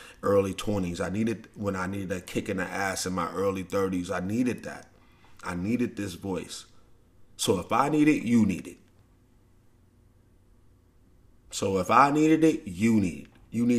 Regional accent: St. Louis, Missouri, United States; when I grew up in St. Louis

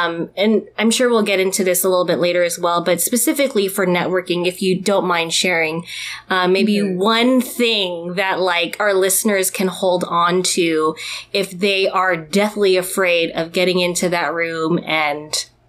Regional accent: Philippines; I didn't really think about how, or as much about how, like, being Filipino can affect us and how we network, right?

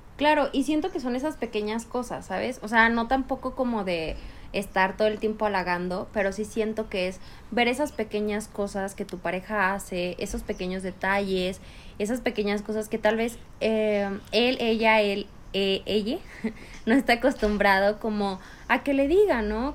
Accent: Chihuahua, Mexico; now in Mexico City, Mexico; Chihuahua es súper difícil que alguien te haga un cumplido

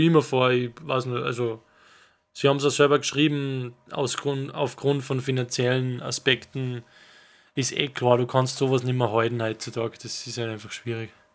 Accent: Salzburg, Austria; wir sind aus Salzburg

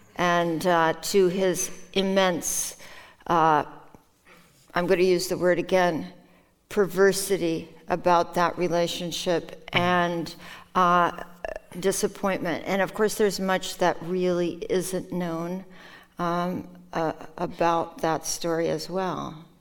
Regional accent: Minnesota, United States; first language Norwegian; English is a second language; also born or lived in Norway; when I was living in Minnesota in the Midwest

